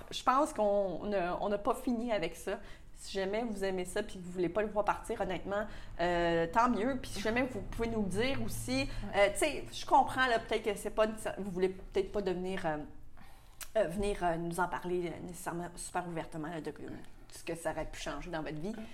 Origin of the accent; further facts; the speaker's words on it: Quebec, Canada; ça fait partie de notre culture aussi, beaucoup au Québec.